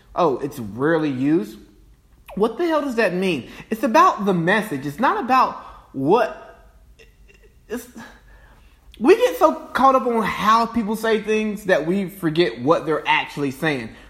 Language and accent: English; Cartersville, Georgia, United States; my hometown of Cartersville, Georgia